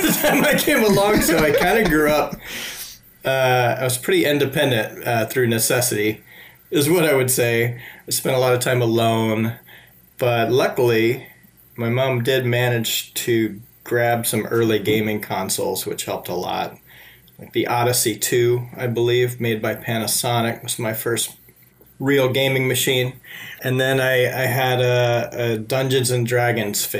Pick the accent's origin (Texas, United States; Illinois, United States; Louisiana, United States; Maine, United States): Louisiana, United States; Shreveport; I grew up in the dirty south of the United States in Louisiana in a place called Shreveport